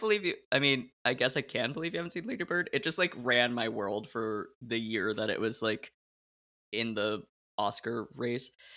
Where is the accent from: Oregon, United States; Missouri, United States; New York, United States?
Oregon, United States; Portland; I grew up in Portland, Oregon